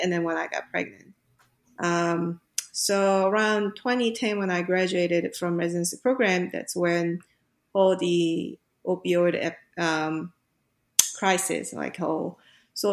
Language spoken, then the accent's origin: English; South Korea; moved away as an adult; I grew up in Korea